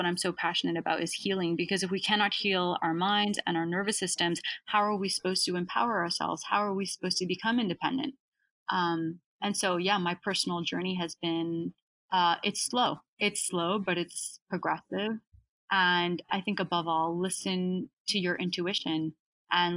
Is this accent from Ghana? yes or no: no; Canada; been a huge advantage for me to be born in Canada